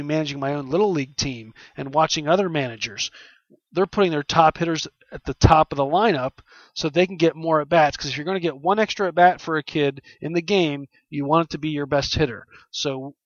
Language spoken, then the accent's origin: English; Philadelphia, Pennsylvania, United States; my hometown Philadelphia